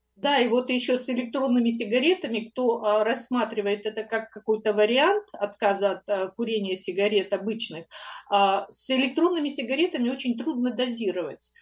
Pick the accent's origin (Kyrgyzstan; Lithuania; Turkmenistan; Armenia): Kyrgyzstan; moved away; мы оба из Киргизстана э, с Аркадием